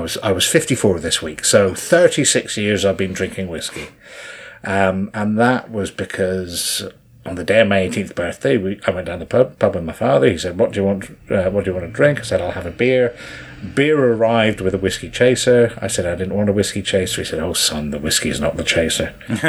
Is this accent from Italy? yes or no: no; Inverness, Scotland, United Kingdom; also born or lived in West Country / Plymouth; now in Shrewsbury, United Kingdom; the part of the world that I grew up in, which is the Highlands